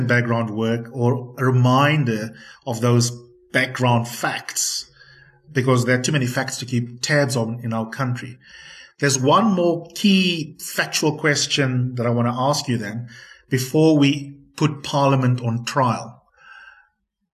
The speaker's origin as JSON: {"language": "English", "country": "South Africa"}